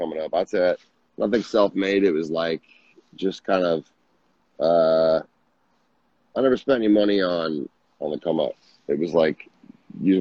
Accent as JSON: {"language": "English", "region": "Minnesota", "country": "United States", "said": "I'm from Minnesota"}